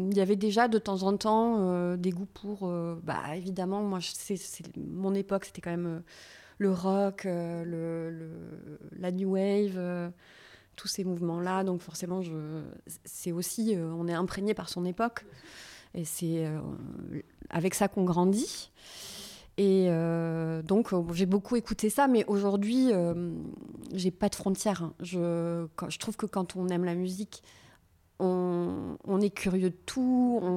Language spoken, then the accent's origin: French; Toulouse, Occitania, France; je suis ah originaire de Toulouse.